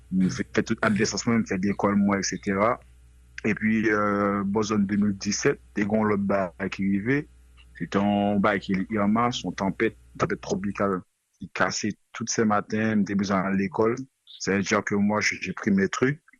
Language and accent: Haitian Creole; Port-au-Prince, Ouest, Haiti; moved away as an adult; also born or lived in Florida / Saint Martin / United States; now in France; mwen fèt Haïti, mwen se moun ake. E normalman, mwen te viv tout adolesans mwen Port-au-Prest.